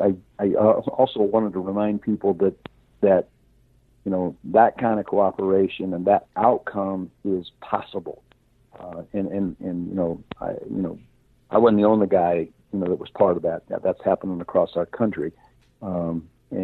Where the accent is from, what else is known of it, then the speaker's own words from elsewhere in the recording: Orrville, Ohio, United States; I grew up in Orville, Ohio